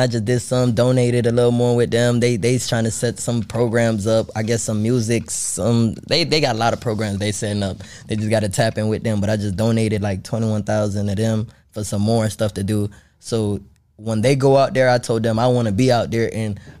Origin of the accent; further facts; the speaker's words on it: Haiti; now in United States; I was born in Haiti. Then I came here.